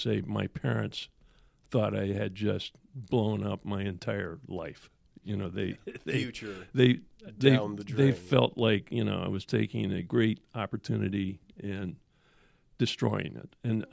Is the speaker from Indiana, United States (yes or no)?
yes; Greencastle, Indiana, United States; I grew up in Greencastle, Indiana.